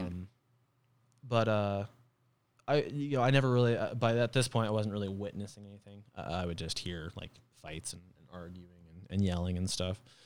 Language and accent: English; Flagstaff, Arizona, United States; also born or lived in Page, Arizona / Mesquite, Nevada / Kingman, Arizona / Ohio; I spent most of my childhood when I lived in Flagstaff